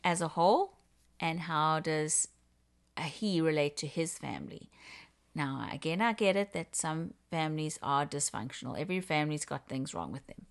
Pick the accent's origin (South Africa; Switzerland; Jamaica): South Africa; moved away as an adult; now in Canada; I am originally from Africa, from South Africa. and been in Canada for about twenty-three years.